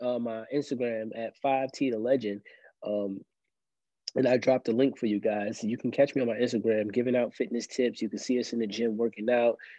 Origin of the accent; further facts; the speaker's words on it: New York City, New York, United States; now in Columbia, United States; I'm originally from Brooklyn, New York, but I live in South Carolina, Columbia, South Carolina right now.